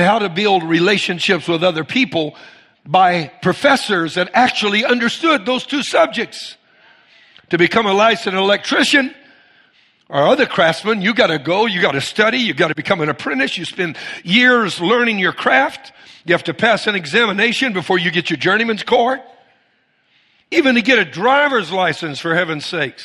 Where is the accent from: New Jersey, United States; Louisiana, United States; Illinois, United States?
Louisiana, United States; Cajun; I'm Cajun